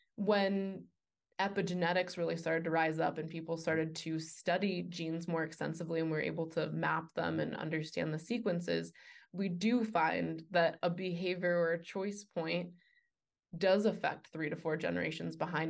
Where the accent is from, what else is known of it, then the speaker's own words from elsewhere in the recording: New York City, New York, United States; moved away; also born or lived in Boulder, Colorado; I was raised, uh, Jewish in New York City